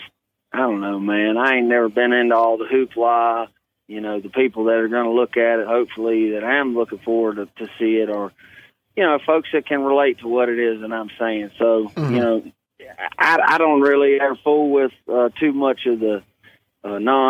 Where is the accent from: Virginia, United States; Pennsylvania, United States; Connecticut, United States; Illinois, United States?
Virginia, United States; Hanover; I was born in Hanover, Virginia.